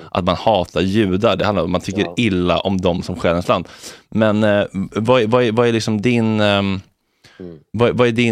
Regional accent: Sweden; som svensk och liksom västerlänning så har man ju ett stort förtroende för våra media-outlets.

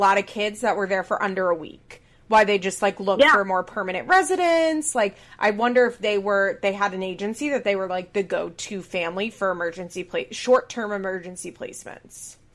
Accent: Chester County, Pennsylvania, United States; we're both from Chester County, Pennsylvania

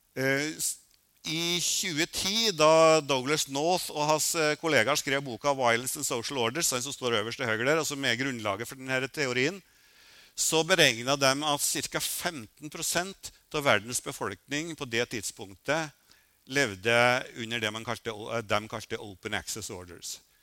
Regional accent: Røros, Trøndelag, Norway; moved away; also born or lived in Oslo; jeg kommer fra Røros

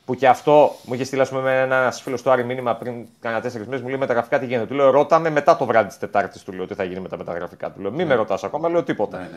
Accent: Thessaloniki, Central Macedonia, Greece; born there; Ε, εγώ ε, έχω και από την Κύπρο και την μητέρα μου από εκεί. Ε, και γεννήθηκα στη Θεσσαλονίκη.

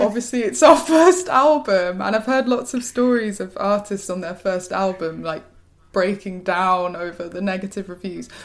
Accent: West Midlands, United Kingdom; moved away as an adult; now in London, United Kingdom; I'm from the West Midlands.

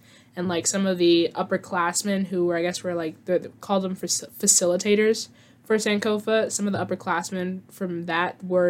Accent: Southern US, United States; I'm from the South. Both my parents were born and raised Houston, Texas, Third Ward.

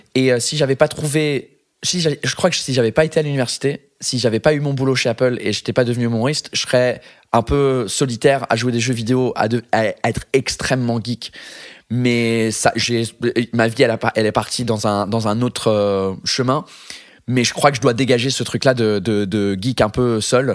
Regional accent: England, United Kingdom; first language English; French is a second language; now in France; je suis anglais

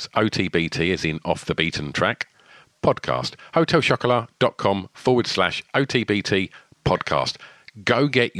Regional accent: East of England, United Kingdom

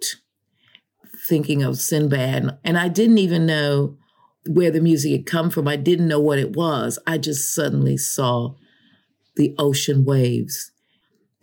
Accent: Chicago, Illinois, United States; moved away; I grew up in Illinois, Chicago, which is the prairie, the Great Prairie

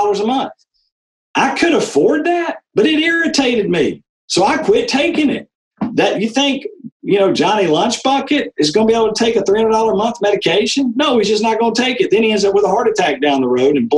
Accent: Macon, Georgia, United States; My father was a 40-year OBGYN in private practice in Macon, Georgia

